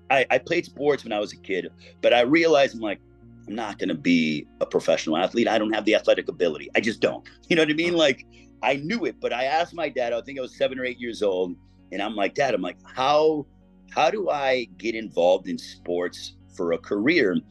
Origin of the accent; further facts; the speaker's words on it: Chicago, Illinois, United States; I grew up in Chicago, late 80s, early 90s. So I grew up watching Michael Jordan every night